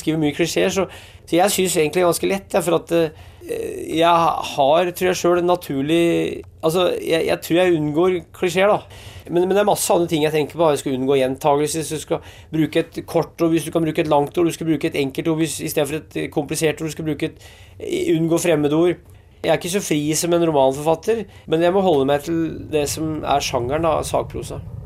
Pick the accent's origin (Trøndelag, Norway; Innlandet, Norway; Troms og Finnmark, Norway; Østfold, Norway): Innlandet, Norway; Hedmark; Jeg er fra Hedmark